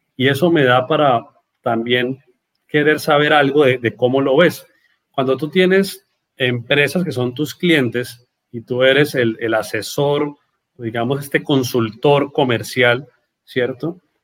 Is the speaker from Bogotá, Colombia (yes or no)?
no; Norte de Santander, Colombia